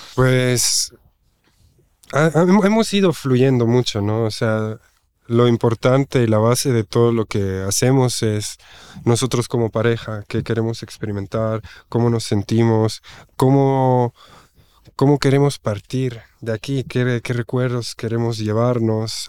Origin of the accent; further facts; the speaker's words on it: German-speaking Switzerland, Switzerland; Spanish is a second language; moved away as an adult; now in Oaxaca, Mexico; yo nací en Suiza, en la parte alemana. Mi mamá es de Italia y emigró a Suiza, mi papá de España emigró a Suiza y pues yo nací ahí y ahí pues hice toda mi escuela, toda mi infancia en Suiza